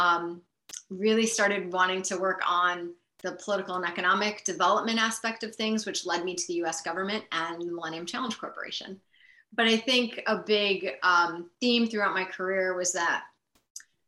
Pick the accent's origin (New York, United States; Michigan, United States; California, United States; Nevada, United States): New York, United States; Buffalo; moved away as an adult; also born or lived in Hong Kong; I grew up in Buffalo and so spent, you know, the first part of my life there